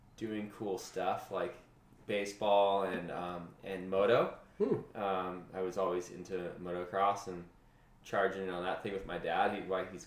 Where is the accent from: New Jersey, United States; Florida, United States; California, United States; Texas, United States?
California, United States; Huntington Beach; also born or lived in West Covina / San Bernardino; eventually when I turned 9, I moved to the beach with my parents, and we're in the same house now.